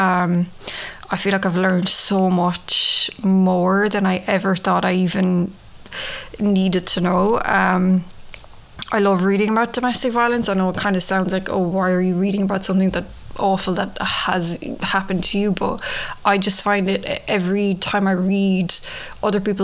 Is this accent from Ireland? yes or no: yes; Ireland; moved away as an adult; now in New York, United States; I'm from Ireland, if you can tell from the accent. I've been living in New York for 9 years now.